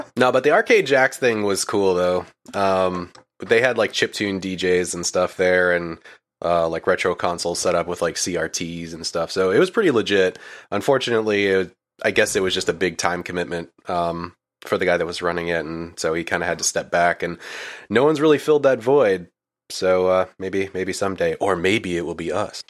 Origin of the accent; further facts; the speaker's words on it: Maine, United States; moved away as an adult; now in Florida, United States; I was originally from Maine, actually. Um, I was born and raised there and lived there until I was about, uh, I wanna say twenty-five